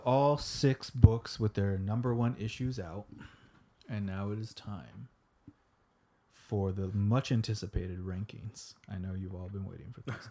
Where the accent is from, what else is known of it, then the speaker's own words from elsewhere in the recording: Florida, United States; we're from Florida